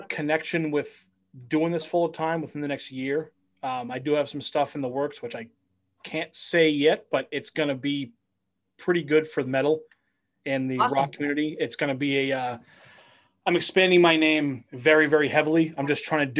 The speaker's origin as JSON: {"language": "English", "town": "Westford", "region": "Massachusetts", "country": "United States", "said": "my family is all from the city. They're from Medford, Somerville, Winter Hill. We do have the country living with a city mentality"}